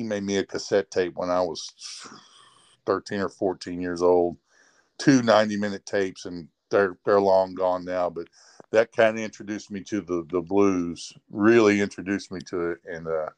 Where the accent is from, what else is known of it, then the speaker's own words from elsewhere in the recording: Rantoul, Illinois, United States; a local music store where I grew up in Ransville, Illinois